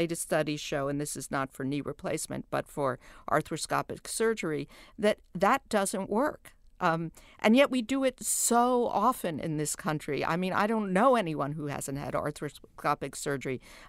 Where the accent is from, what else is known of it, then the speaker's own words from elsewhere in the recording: New York, United States; I am from New York, where there are three or four really great hospital systems.